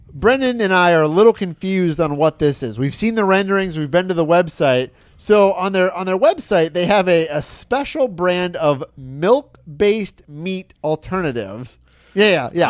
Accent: Michigan, United States; where I grew up in Michigan

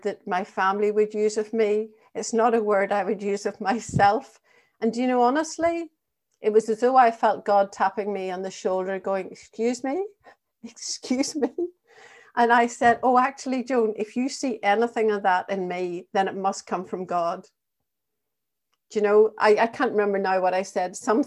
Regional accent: Northern Ireland, United Kingdom; accent: Northern Ireland; also born or lived in England / Thurles, County Tipperary; now in Ireland; we both had Northern Ireland accents

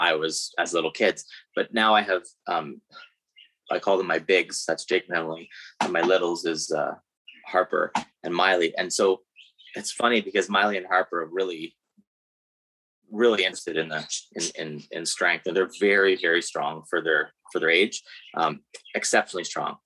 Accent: Guelph, Ontario, Canada; I'm from Guelph.

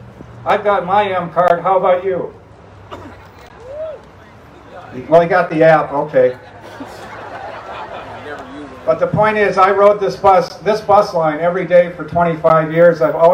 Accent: Wauwatosa, Wisconsin, United States; also born or lived in Milwaukee / East Coast; I was born in Milwaukee and raised in Wauwatosa. I have two hometowns.

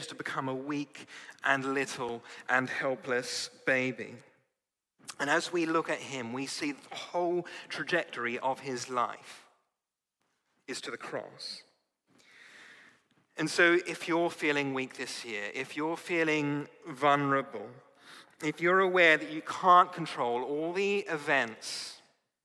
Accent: Australia; moved away; growing up in Australia

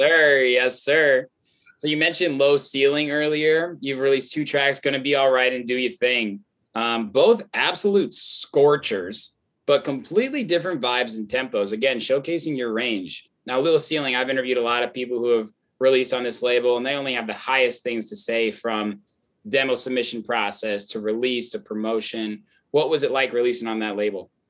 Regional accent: Indiana, United States; moved away as an adult; now in Chicago, United States; I grew up in Indiana

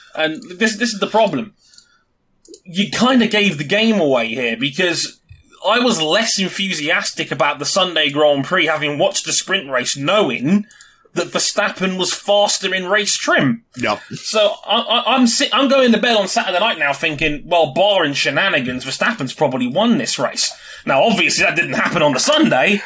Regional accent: London, United Kingdom; London, baby! My hometown

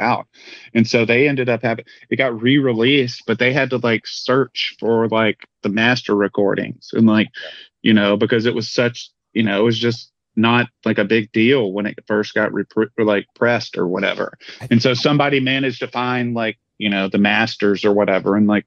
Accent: Southeast, United States; I'm from the Southeast

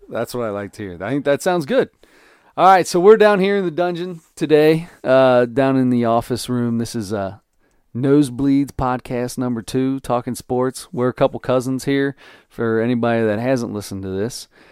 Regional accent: Cincinnati, Ohio, United States; We're from Cincinnati

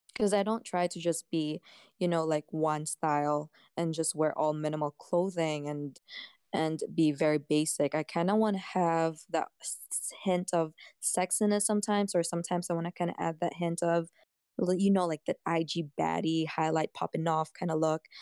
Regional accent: Canada; I'm a Canadian girl

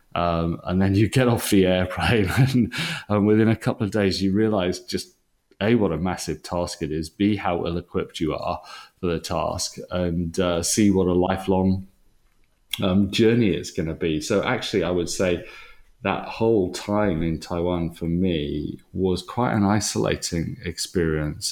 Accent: Wales, United Kingdom; moved away as an adult; now in England; I'm I'm a Welshman, and um, you always take that with you.

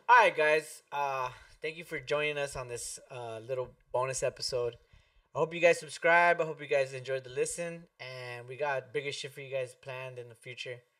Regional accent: Lynwood, California, United States; we're from Linwood, and it's a, it's a pride to be from Linwood. I've, I've walked these streets, I've grew up in these streets

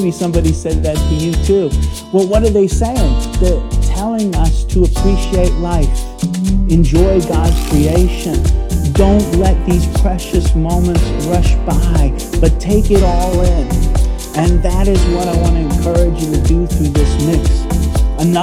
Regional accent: New York City, New York, United States; moved away as an adult; now in Brisbane, Australia; I'm a New Yorker.

